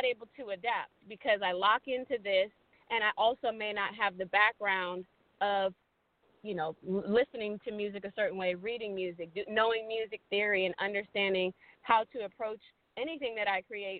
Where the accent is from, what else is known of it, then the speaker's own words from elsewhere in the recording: Sacramento, California, United States; also born or lived in Michigan; now in Los Angeles, United States; I moved to California when I was in elementary school, and California has been my home ever since.